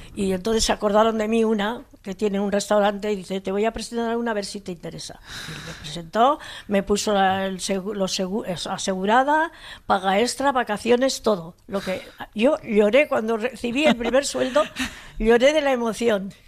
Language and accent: Spanish; Hondarribia, Basque Country, Spain; also born or lived in Hendaye, France; somos de familia de Fuenterrabía de pescadores